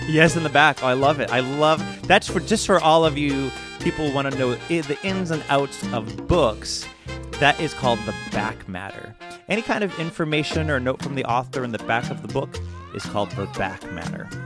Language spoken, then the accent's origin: English; Worcester, Massachusetts, United States; my hometown of Worcester, Massachusetts